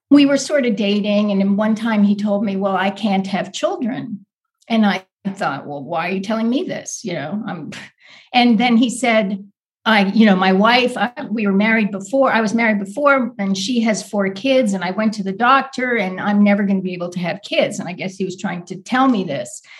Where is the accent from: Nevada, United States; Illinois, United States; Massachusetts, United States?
Massachusetts, United States; Boston; I grew up right outside of Boston in the suburbs